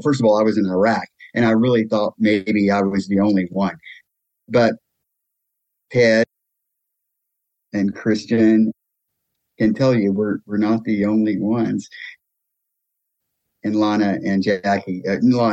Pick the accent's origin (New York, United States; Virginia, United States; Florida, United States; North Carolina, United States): North Carolina, United States; Winston-Salem; moved away as an adult; my hometown of Winston-Salem, North Carolina